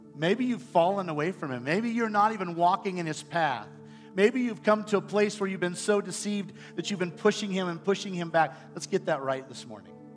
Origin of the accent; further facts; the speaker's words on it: Iowa, United States; moved away; I'm from Iowa